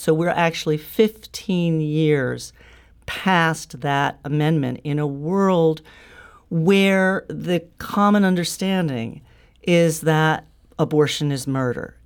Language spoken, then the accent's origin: English; St. Louis, Missouri, United States; moved away; I grew up in Saint Louis, and I still have family in Saint Louis